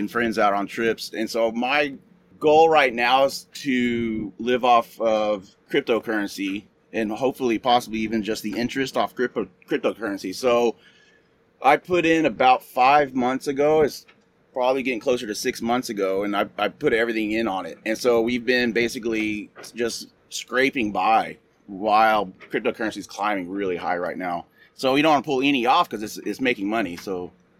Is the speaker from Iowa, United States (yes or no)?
no; Austin, Texas, United States; moved away as an adult; now in Hawaii, United States; I'm from Austin, Texas, originally.